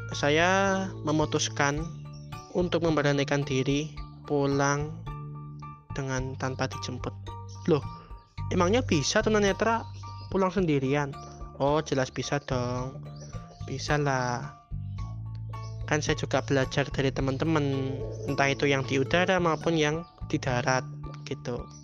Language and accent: Indonesian; Yogyakarta, Special Region of Yogyakarta, Indonesia; saya pindah dari SD Muhammadiyah ya dari kelas 3 menuju kelas 4 di sebuah yayasan yang ada di utara di kota Yogyakarta